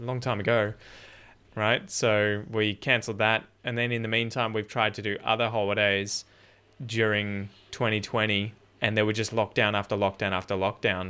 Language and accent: English; Dandenong Ranges, outside Melbourne, Victoria, Australia; I grew up originally in the Dandenong Ranges, the mountains outside Melbourne, and then at about nine years old, we moved down the coast